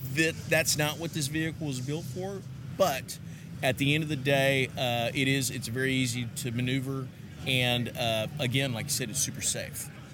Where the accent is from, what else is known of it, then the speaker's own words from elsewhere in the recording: Texas, United States; I'm from Texas.